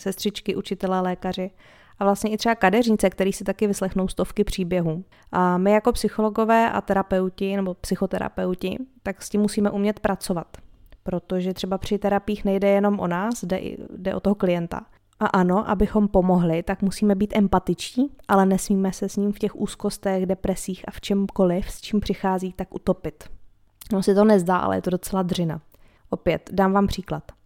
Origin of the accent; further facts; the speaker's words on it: Czechia; my Češi